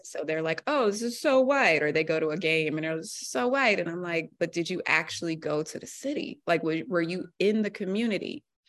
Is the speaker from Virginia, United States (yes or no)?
yes; Alexandria, Virginia, United States; moved away as an adult; also born or lived in Norfolk, Virginia; now in Boston, United States; I'm from the D C area, I'm from Virginia